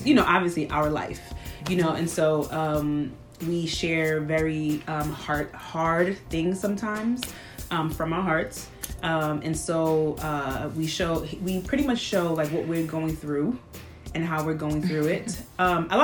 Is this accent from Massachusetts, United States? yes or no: no; New York City, New York, United States; I'm from Brooklyn